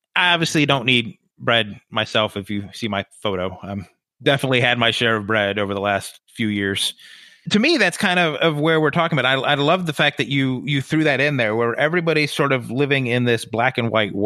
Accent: Buffalo, New York, United States; I grew up in Buffalo

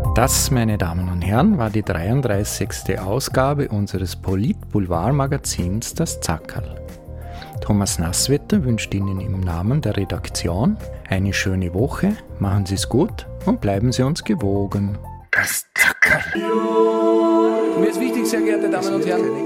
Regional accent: Vorarlberg, Austria; now in Vienna, Austria; Als geborener Vorarlberger

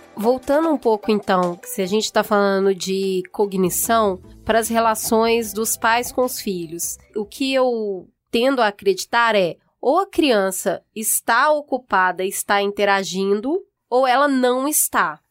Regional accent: Minas Gerais, Brazil; Eu, como uma boa mineira

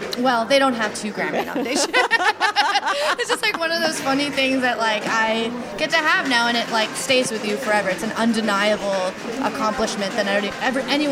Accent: Oregon, United States; I'm from the West Coast. I'm from Oregon.

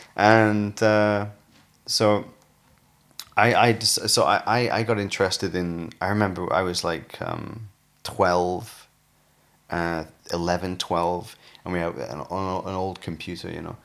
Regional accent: United Kingdom; also born or lived in Newcastle / Sheffield; I grew up in Newcastle and Sheffield.

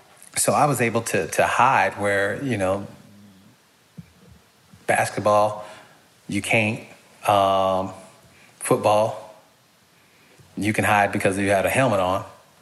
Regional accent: Pittsburgh, Pennsylvania, United States; born there; because I was born outside of Pittsburgh. And my entire family, except like three people, are diehard Steeler fans.

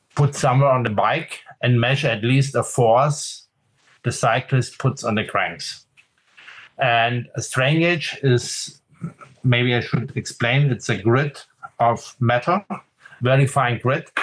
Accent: Munich, Bavaria, Germany; I grew up in Munich, so this is south of Germany in Bavaria

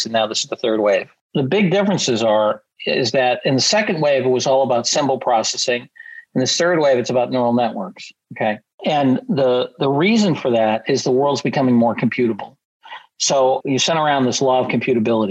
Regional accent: Massachusetts, United States; I'm from Massachusetts where we get some pretty bad drivers.

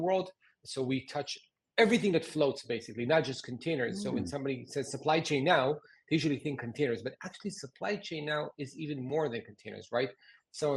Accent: Haifa, Haifa District, Israel; like 800 people in my hometown. In Haifa

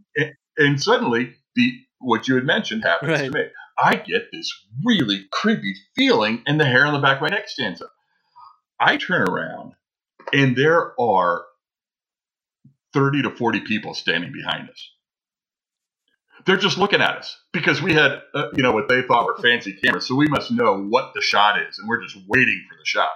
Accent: Ohio, United States; moved away; also born or lived in Southwest US; I grew up in the Midwest. I grew up in Ohio.

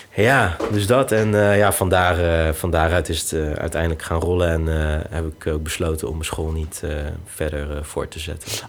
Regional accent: Netherlands; ik ben in Nederland geboren

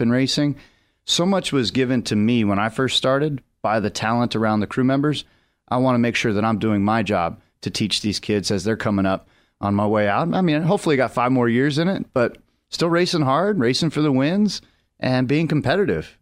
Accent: Las Vegas, Nevada, United States; moved away; Vegas is my hometown, and it's fun to represent that place

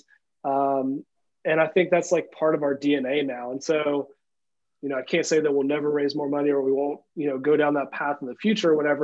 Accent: Tennessee, United States; we're just dudes from Tennessee

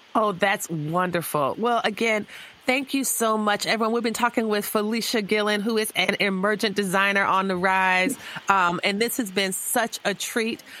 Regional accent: the South, United States; I just feel like I'm from the South as well.

